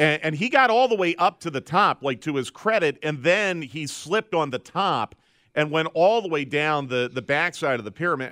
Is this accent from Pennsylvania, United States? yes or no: yes; Philadelphia, Pennsylvania, United States; I grew up a huge Eagles fan because I grew up in the Philadelphia area.